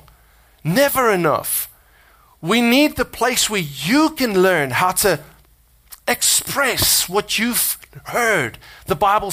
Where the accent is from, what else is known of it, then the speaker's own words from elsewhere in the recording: South Africa; accent: South African; now in United States; my South Africanness, you know, my accent